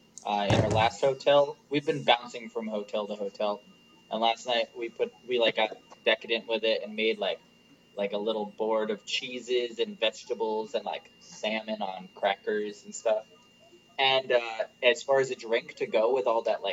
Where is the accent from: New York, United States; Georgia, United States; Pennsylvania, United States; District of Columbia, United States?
Pennsylvania, United States; Scranton; we're from Scranton.